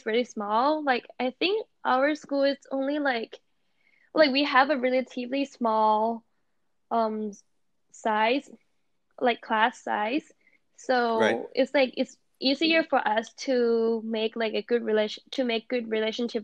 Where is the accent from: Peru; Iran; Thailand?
Thailand; now in United States; I came from Thailand